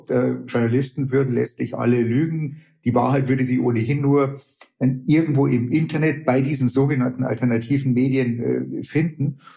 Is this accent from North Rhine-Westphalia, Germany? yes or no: no; Bavaria, Germany; jetzt hätte ich beinahe gesagt, ich komme aus Bayern aufmandeln